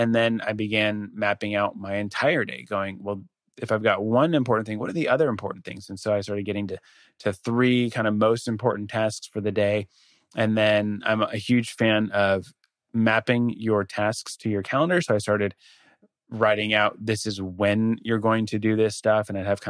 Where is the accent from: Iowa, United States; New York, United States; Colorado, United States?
Colorado, United States; Denver; moved away; I'm from Denver originally.